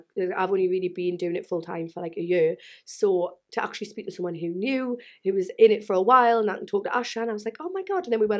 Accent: South Shields, North East England, United Kingdom; moved away as an adult; now in Reading, United Kingdom; I am 31 years old. As you can tell, I am from South Shields, Newcastle, North East. But I do live in the South, which is a struggle. Anyway, as a northerner in the south.

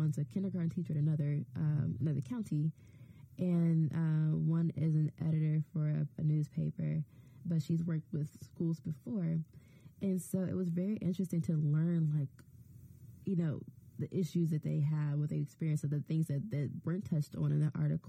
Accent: Chicago, Illinois, United States; moved away as an adult; also born or lived in Evanston, Illinois; now in Providence, United States; I grew up in a Chicago public school system. We moved to the suburbs my sophomore year of high school, so I did my last 3 years of high school in Evanston Township, but I grew up, I'm from Chicago

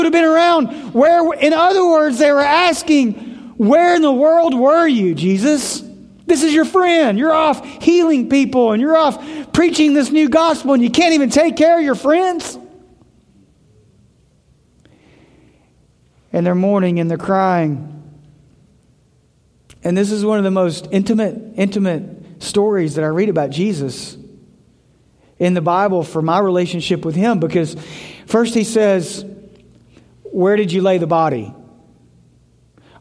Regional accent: Memphis, Tennessee, United States; moved away; I grew up in Memphis. Really, really rough part of Memphis

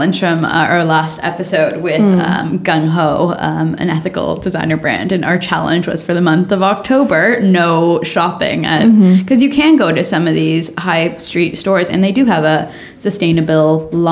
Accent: Canada; moved away; I'm from Canada

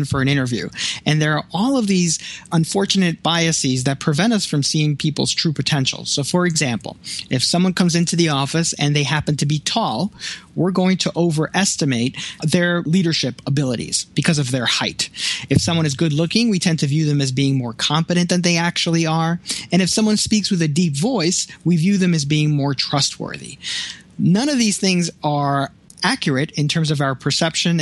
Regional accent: New York City, New York, United States; now in Buffalo, United States; I grew up in Brooklyn

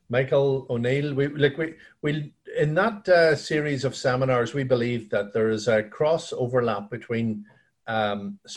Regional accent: Dungannon, Northern Ireland, United Kingdom; also born or lived in Belfast; Yeah, you could say Dungannon is my hometown. Um, yeah. I I uh, I've lived in every county in Northern Ireland.

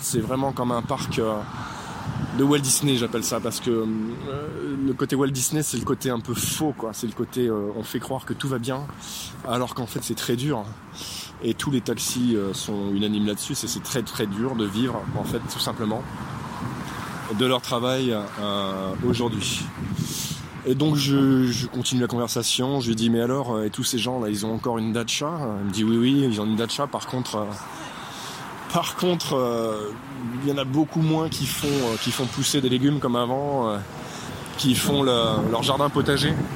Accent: France; Je suis français

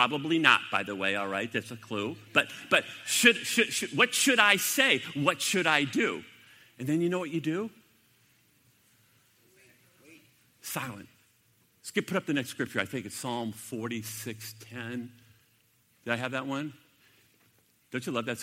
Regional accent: United States; I'm an American

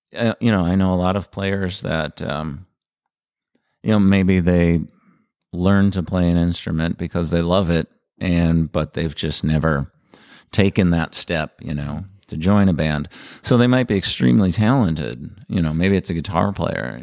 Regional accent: North St. Paul, Minnesota, United States; I grew up in North Saint Paul

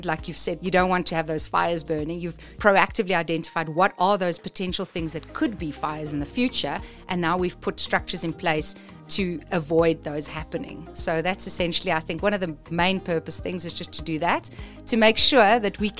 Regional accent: South Africa; I was born in South Africa

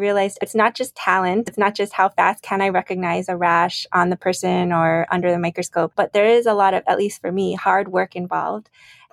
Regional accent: United States; I'm Korean American, but my parents are both Korean.

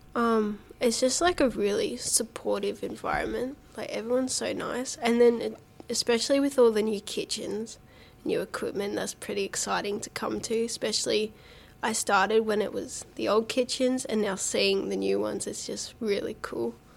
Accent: Geelong, Victoria, Australia; I'm from Belmont, and I went to Roslyn Primary School and then Belmont High.

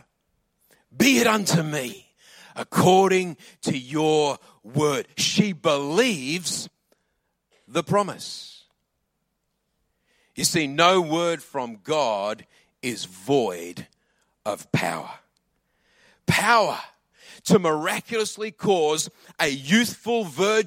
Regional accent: Adelaide, South Australia, Australia; also born or lived in England; I grew up in Adelaide

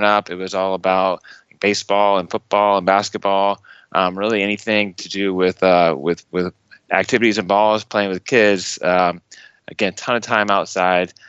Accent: Lowburn, outside Atlanta, Georgia, United States; I was grew up in just outside of Atlanta, Georgia, a little place called Lowburn. It's a suburb outside of Atlanta

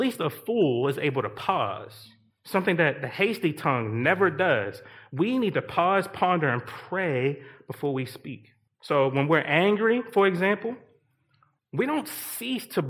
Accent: Baltimore, Maryland, United States; moved away; The mighty warriors that I grew up around, I'm from Baltimore, Maryland

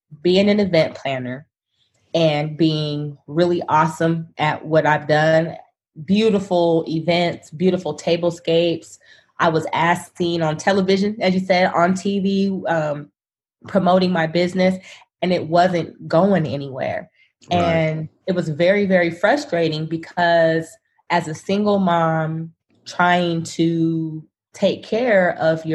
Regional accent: Sacramento, California, United States; moved away as an adult; now in Dallas, United States; I'm from Sacramento and born and raised there

